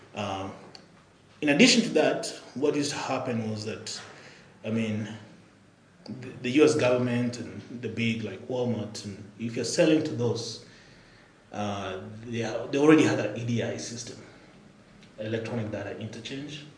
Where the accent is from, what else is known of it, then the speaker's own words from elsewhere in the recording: Nairobi, Kenya; moved away; also born or lived in Albuquerque, New Mexico, United States; Born and raised here in Nairobi